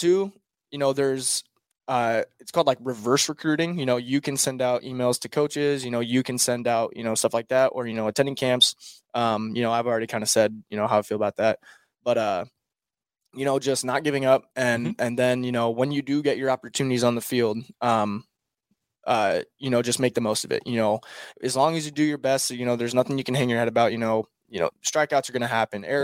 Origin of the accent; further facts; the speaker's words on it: Nebraska, United States; I'm from Nebraska.